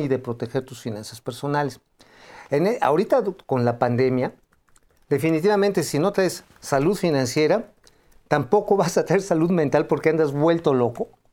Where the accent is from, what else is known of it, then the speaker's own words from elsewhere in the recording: Tula, Hidalgo, Mexico; hacia Tula, de donde soy. Ajá, de allá yo soy, yo soy oriundo de esa zona